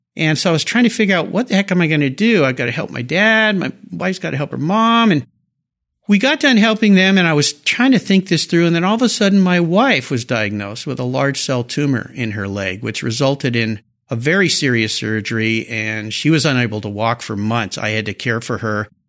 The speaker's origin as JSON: {"language": "English", "town": "La Jolla", "region": "California", "country": "United States", "tie": "born or raised there", "said": "I grew up in Southern California in La Jolla"}